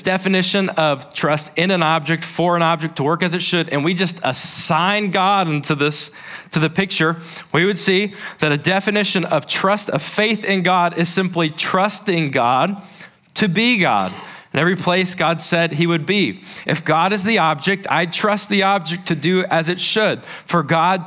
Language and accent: English; South Carolina, United States; I grew up in South Carolina